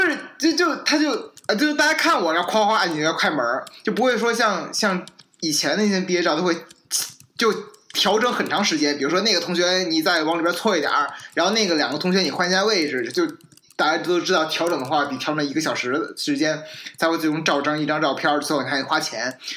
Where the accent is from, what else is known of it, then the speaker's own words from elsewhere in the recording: China; moved away as an adult; now in United States; 我从中国来